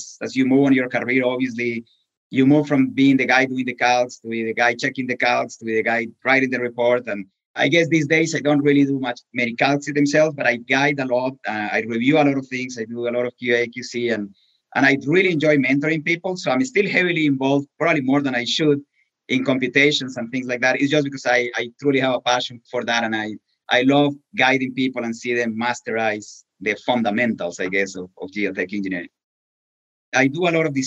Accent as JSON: {"language": "English", "country": "Colombia", "tie": "born or raised there", "second_language": "English", "moved": "as an adult", "lives_now": "Pittsburgh, United States", "said": "I was born in Colombia in a family that has always been associated with civil engineering"}